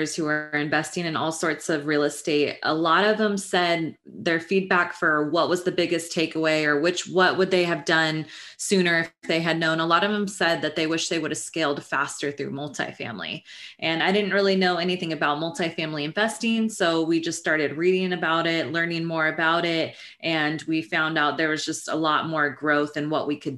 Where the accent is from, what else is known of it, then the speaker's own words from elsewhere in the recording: Northern California, United States; moved away as an adult; now in Los Angeles, United States; I grew up in Northern California and I went to Sacramento State University